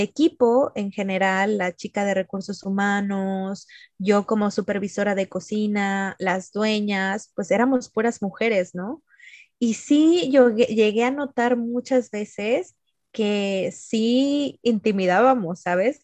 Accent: Mexico; moved away; como mexicanos también, o sea, nosotros saludamos de abrazo, de beso

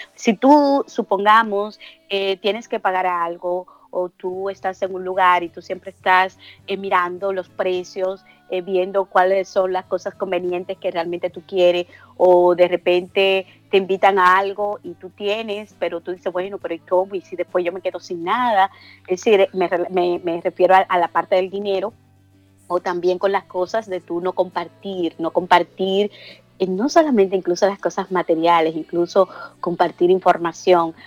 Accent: Dominican Republic; moved away; yo soy dominicana

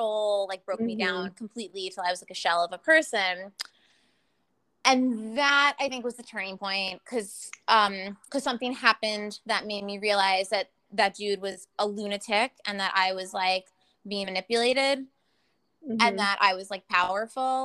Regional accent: New York, United States; also born or lived in California; we're from New York.

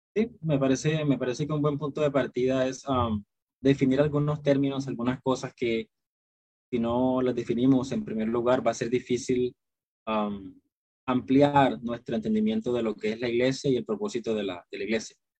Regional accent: Cartagena, Bolívar, Colombia; Yo soy, eh, de Cartagena, Colombia

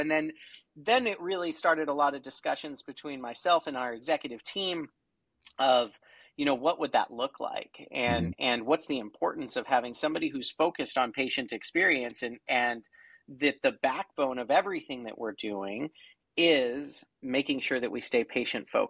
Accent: Oregon, United States; I'm from Oregon

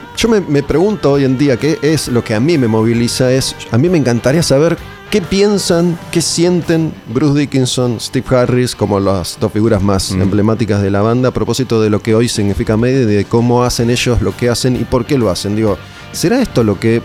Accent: Argentina; como argentino que soy

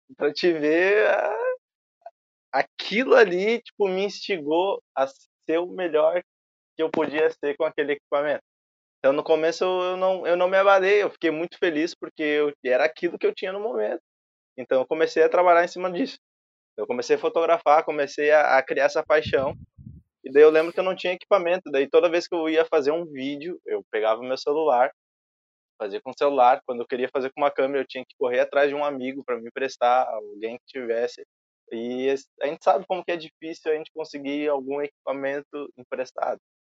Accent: Alvorada, Rio Grande do Sul, Brazil; Eu sou de Alvorada, tenho 21 anos

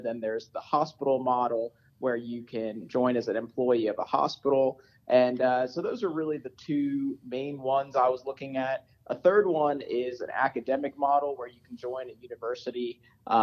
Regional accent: Richmond, Virginia, United States; moved away as an adult; also born or lived in New Orleans, Louisiana; now in Denver, United States; I grew up in Richmond, Virginia, went to undergrad and medical school at VCU and VCU School of Medicine

